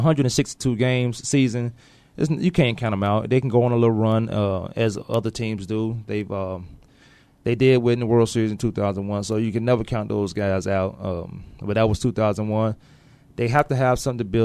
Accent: Newport News, Virginia, United States; now in Arizona, United States; I'm from Virginia. I'm Newport News, Virginia, so I'm here in Arizona now

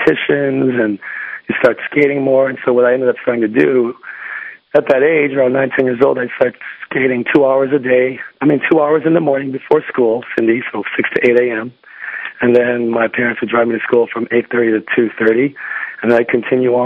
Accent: Chicago, Illinois, United States; I was born in Chicago, Illinois

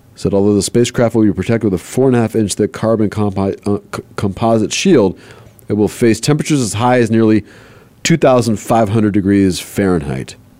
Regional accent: Southern California, United States; moved away as an adult; also born or lived in Los Angeles, United States / New Mexico, United States; growing up in South, Southern California

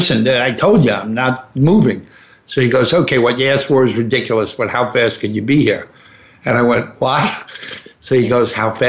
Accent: New York, United States; I said, listen, I'm just not interested. I'm a New Yorker.

